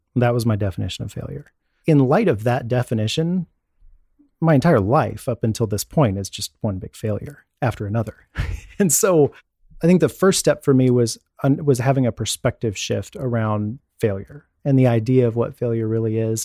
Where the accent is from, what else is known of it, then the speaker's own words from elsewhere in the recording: Dallas, Texas, United States; also born or lived in Houston, Texas; Born in Houston, and within a few years, my parents moved to the Dallas area so my dad could become a Dallas police officer